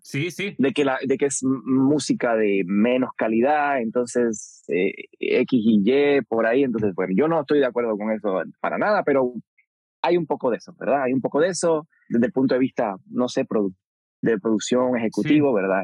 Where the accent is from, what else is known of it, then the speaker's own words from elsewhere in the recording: Puerto Rico; creciendo en Puerto Rico